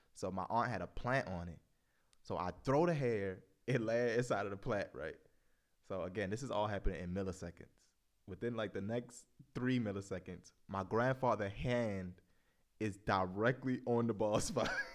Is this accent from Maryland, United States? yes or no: yes; Baltimore, Maryland, United States; growing up in Baltimore alone is, like, so many stories to tell